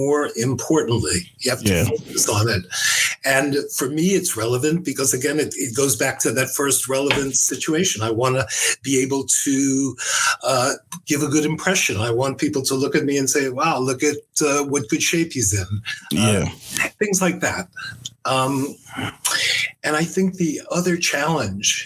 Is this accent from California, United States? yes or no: no; New York City, New York, United States; I was born in New York City. I was born in the Bronx, and I grew up as a street kid during the 50s